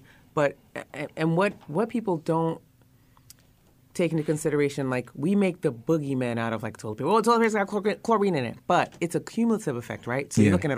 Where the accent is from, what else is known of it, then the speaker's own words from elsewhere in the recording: Palm Beach, Central Florida, United States; I remember when I was younger in my home, we grew up in Palm Beach, Central Florida.